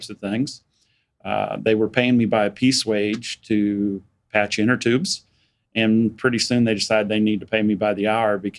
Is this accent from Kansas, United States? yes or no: yes; Wichita, Kansas, United States; I was born in Wichita, was raised out in northwest Wichita when it was out in the country